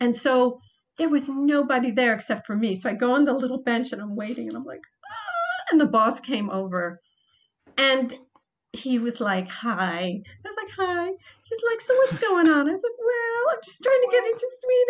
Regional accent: Croatia; English is a second language; That's why I came from Croatia.

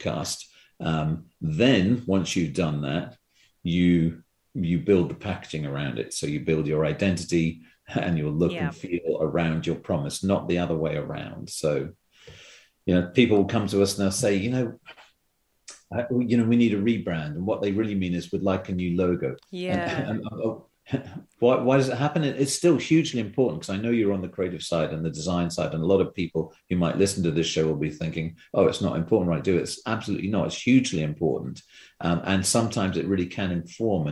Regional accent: United Kingdom; moved away as an adult; also born or lived in London / Singapore / Hong Kong; now in Vancouver, Canada; when I moved from Ogilvy, London, I went to Singapore, and I ended up is never going back to Britain

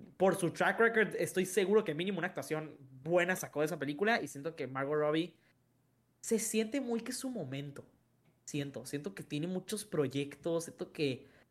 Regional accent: Mexico; soy mexicano

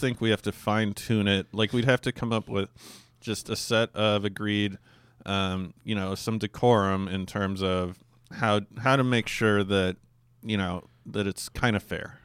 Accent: Alaska, United States; where I grew up in Alaska

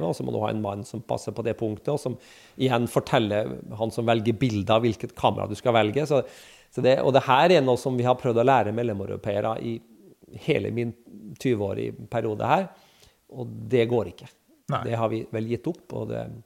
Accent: Kirkenes, Finnmark, Norway; moved away; jeg er jo fra Kirkenes

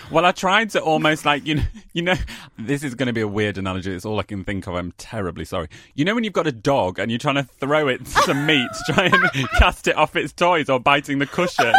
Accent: Keighley, Yorkshire and the Humber, United Kingdom; also born or lived in Nottingham; now in London, United Kingdom; I was born in Keighley

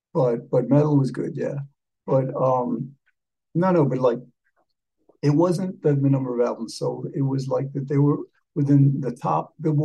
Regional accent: Havana, Cuba; I was born in Havana

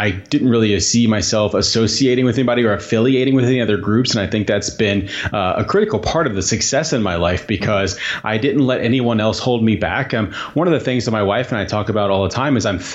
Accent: Southern Indiana, United States; moved away as an adult; I grew up in Southern Indiana

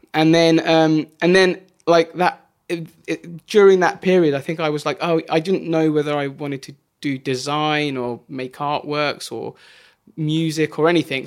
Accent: Bracknell, South East England, United Kingdom; also born or lived in Wokingham; just outside near Reading, a place called Bracknell.

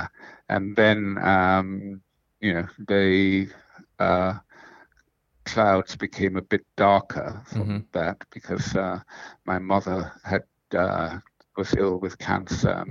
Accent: Singapore; I grew up in Rebecca Road. I went to I primary school in St. Andrews

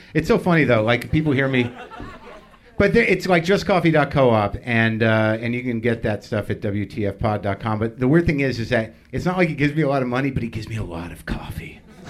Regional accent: New Mexico, United States; I grew up in New Mexico.

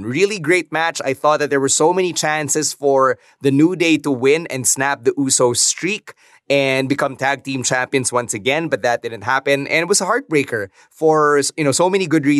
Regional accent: Philippines; dito tayo pinanganak.

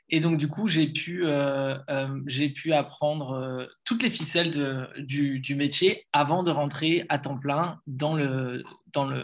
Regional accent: Lille, Hauts-de-France, France; now in Germany; je suis Lillois et event manager.

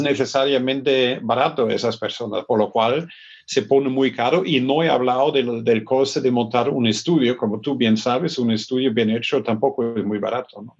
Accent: Germany; Spanish is a second language; moved away; also born or lived in Stuttgart; yo soy del norte de Hamburgo

